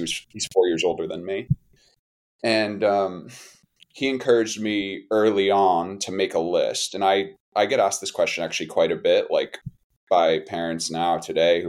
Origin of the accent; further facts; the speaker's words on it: Avon, Connecticut, United States; moved away as an adult; I grew up in Avon, Connecticut, just outside Hartford